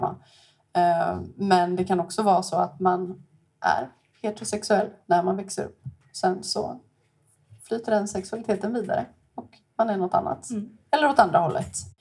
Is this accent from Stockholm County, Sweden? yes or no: yes; Stockholm, Stockholm County, Sweden; moved away as an adult; now in Gothenburg, Sweden; också från Stockholm, bott i Göteborg i 12 år